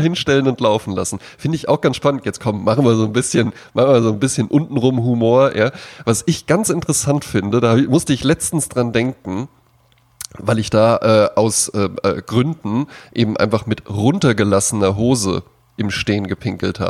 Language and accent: German; Germany; Ich bin ja auch am Hunert aufgewachsen.